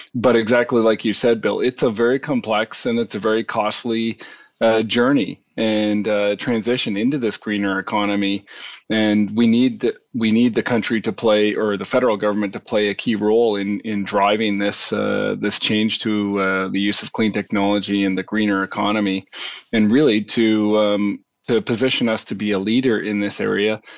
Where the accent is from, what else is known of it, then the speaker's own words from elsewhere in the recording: Canada; we're Canadian